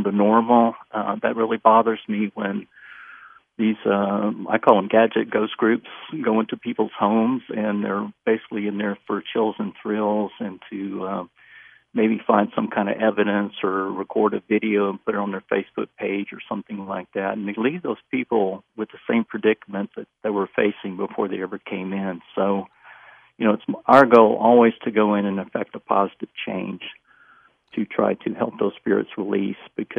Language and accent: English; Memphis, Tennessee, United States; I was born and raised in Memphis.